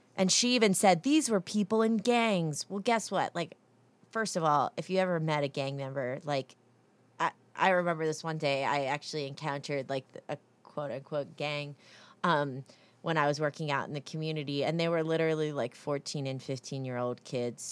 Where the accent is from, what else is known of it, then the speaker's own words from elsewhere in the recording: New Jersey, United States; now in North Carolina, United States; I'm from New Jersey.